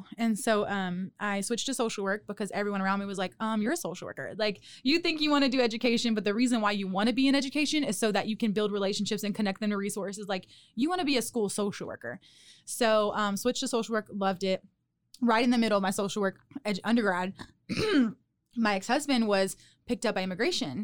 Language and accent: English; Lafayette, Louisiana, United States; moved away as an adult; also born or lived in Houston, Texas; now in Waco, United States; I'm from Lafayette, Louisiana